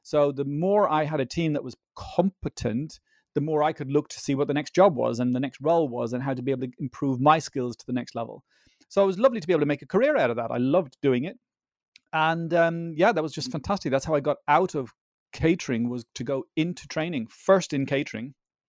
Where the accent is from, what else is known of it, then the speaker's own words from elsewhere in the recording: Dublin, Leinster, Ireland; I grew up in Ireland, in Dublin, of Dutch parents.